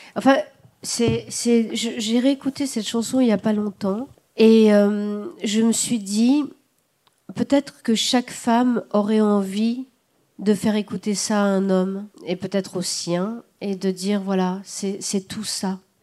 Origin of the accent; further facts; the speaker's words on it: the South, southern France, France; je suis du Sud, euh, que je serai éternellement, je suis vraiment du Sud